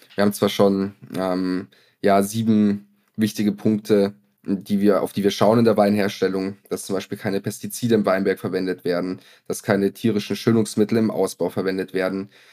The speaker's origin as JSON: {"language": "German", "region": "Lower Bavaria", "country": "Germany", "moved": "yes", "said": "Ich komme ursprünglich aus Niederbayern"}